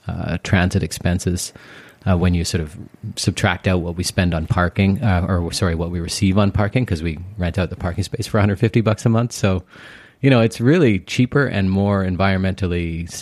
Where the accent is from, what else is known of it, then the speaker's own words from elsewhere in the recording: Port Moody, British Columbia, Canada; also born or lived in Los Angeles / Houston / Toronto; Yeah, so I grew up in Port Moody, and then I moved downtown when I was in my 20s and had that sort of experience.